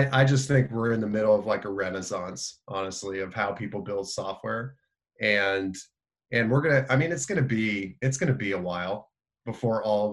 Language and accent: English; Indiana, United States; I'm from Indiana, so we played basketball